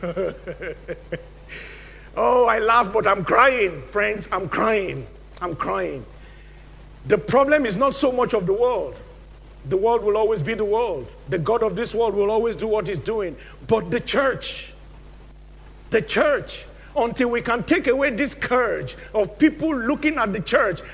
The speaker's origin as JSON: {"language": "English", "country": "Nigeria", "moved": "yes", "said": "my home country, Nigeria"}